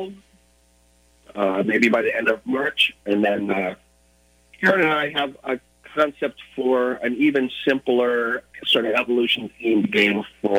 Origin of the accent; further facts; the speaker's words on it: Illinois, United States; also born or lived in Minneapolis, Minnesota; now in Seattle area, United States; I grew up in Illinois, but I went to school in Minnesota and lived in Minneapolis for a while.